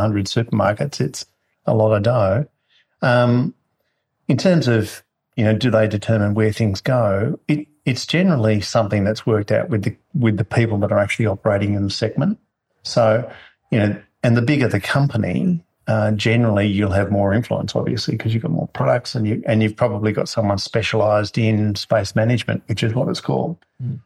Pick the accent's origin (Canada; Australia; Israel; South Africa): Australia; Marulan, New South Wales; moved away as an adult; also born or lived in Sydney / Melbourne; now in Northern Rivers, Australia; born in Sydney and uh, um, we moved when we were really young to Marulan, actually.